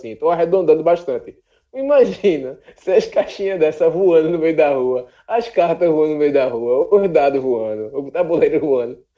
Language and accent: Portuguese; Rio de Janeiro, Brazil; quando eu era moleque lá na Rua C, no Guadalupe, e aí lá nos anos 90